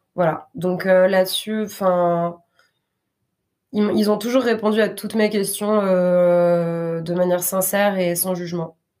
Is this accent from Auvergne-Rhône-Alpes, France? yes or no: yes; Grenoble, Auvergne-Rhône-Alpes, France; now in Basque Country, France; je suis née en France, à Grenoble.